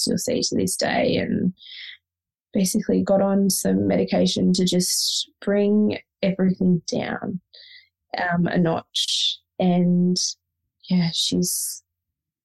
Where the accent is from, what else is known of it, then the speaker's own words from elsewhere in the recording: Victoria, Australia; moved away as an adult; also born or lived in Sydney, Australia; we moved from Sydney back to Victoria, which is where we're both originally from